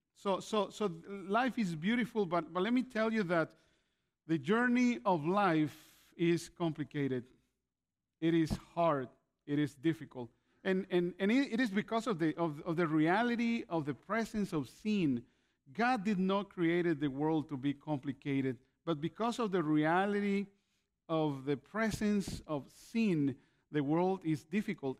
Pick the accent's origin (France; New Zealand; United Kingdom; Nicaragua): Nicaragua; also born or lived in Canada / California, United States; now in Grand Rapids, Michigan, United States; I was born in Nicaragua and moved to Canada in the 80s, 1987